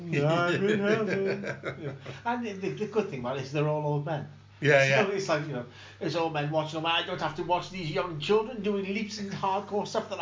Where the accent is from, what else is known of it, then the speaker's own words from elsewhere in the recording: San Francisco, California, United States; San Francisco.